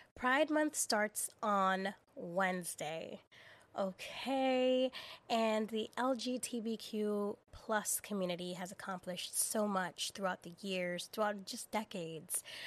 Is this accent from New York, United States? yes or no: yes; New York City, New York, United States; as a girl and as a young woman growing up in the Bronx.